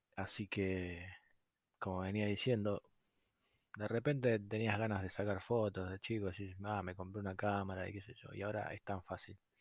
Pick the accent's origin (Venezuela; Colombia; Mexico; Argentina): Argentina; como cualquier argentino